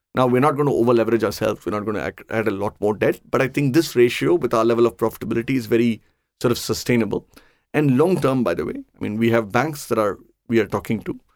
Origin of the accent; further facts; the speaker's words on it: Chennai, Tamil Nadu, India; I grew up in Chennai.